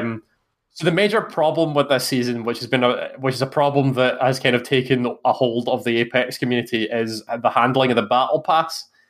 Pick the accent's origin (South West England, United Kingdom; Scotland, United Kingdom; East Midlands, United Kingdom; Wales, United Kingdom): Scotland, United Kingdom; accent: Scottish